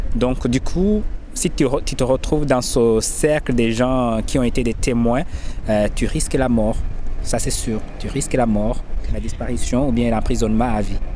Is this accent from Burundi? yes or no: yes; Burundi; moved away as an adult; j'ai mes parents qui se trouvent au Burundi